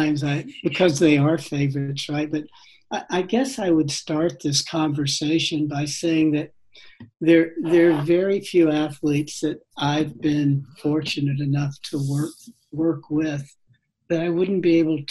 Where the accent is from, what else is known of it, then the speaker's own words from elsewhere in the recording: North Carolina, United States; moved away as an adult; also born or lived in Fort Lauderdale, Florida / Austin, Texas; I grew up in North Carolina